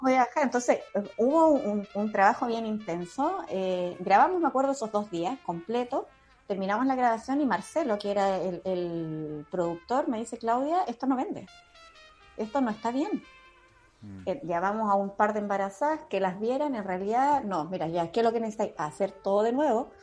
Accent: Iquique, Tarapacá, Chile; somos de Iquique

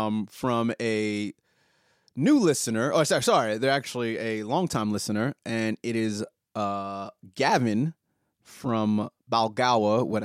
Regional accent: Australia; I'm Australian. That's what I do.

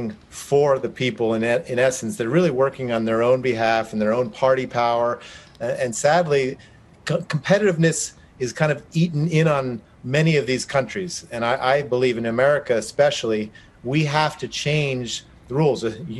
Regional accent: New Jersey, United States; I grew up in New Jersey

